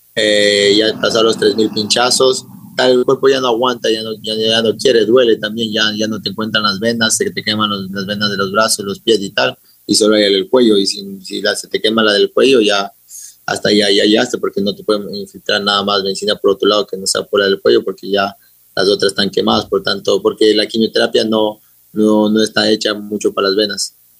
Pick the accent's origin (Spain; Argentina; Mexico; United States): United States; also born or lived in Ecuador / London; siempre he sido ecuatoriano, orgulloso, representado la bandera en todo lado porque me crié en Estados Unidos